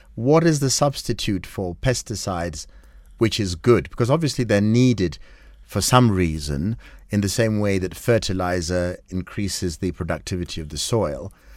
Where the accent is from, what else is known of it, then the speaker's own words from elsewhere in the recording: Kenya; we're Kenyan